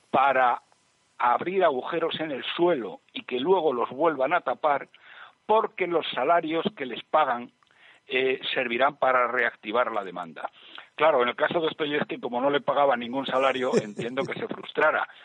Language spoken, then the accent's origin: Spanish; Spain; los que pagamos los errores de estos artistas somos los españoles